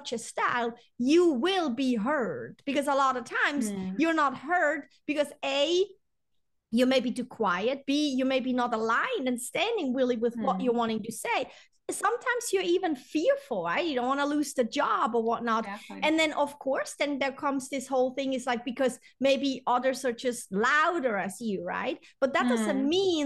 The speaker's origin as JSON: {"language": "English", "country": "Switzerland", "said": "I'm European too. I'm from Switzerland"}